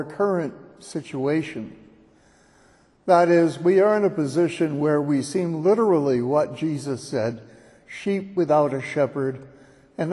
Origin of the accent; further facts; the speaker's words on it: California, United States; moved away; my home state